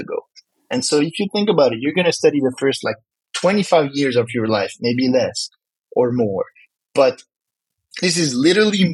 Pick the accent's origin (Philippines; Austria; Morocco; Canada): Morocco; accent: French; first language French; English is a second language; I come from Morocco